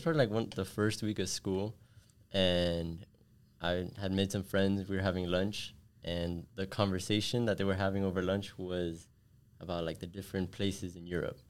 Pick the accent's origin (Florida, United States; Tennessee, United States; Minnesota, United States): Florida, United States; Miami; I was born and raised here in Miami